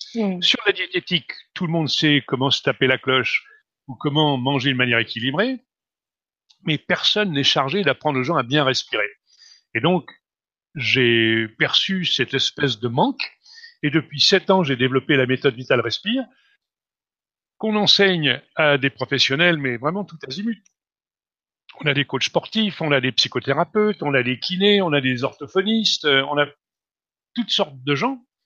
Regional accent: France; Je suis né en France, d'un père tchèque, d'une mère slovaque

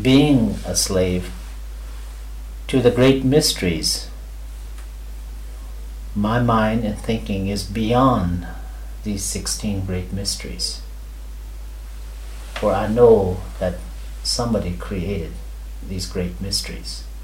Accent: India; never mind the parts where I am an Indian.

